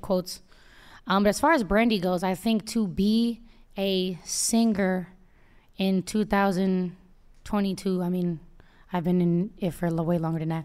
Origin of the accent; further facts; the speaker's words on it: Oakland, California, United States; I'm from the Bay